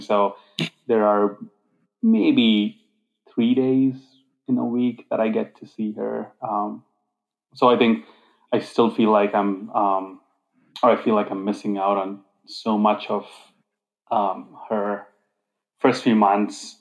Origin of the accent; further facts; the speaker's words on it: Hyderabad, Telangana, India; moved away as an adult; also born or lived in Grand Rapids, Michigan; I grew up in this uh, city called Hyderabad